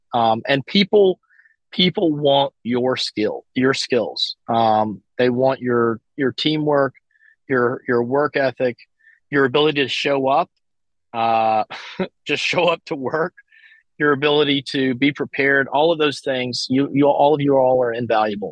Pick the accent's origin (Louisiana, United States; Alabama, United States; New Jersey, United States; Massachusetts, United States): Alabama, United States; moved away as an adult; also born or lived in California; I'm from Alabama, so I, I do have some contacts and stuff in the southeast.